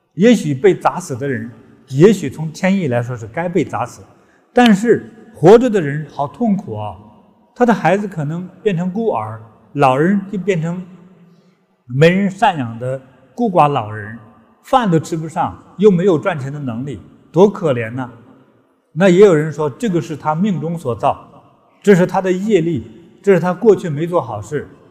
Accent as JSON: {"language": "Chinese", "country": "China", "said": "在中国，我的祖国"}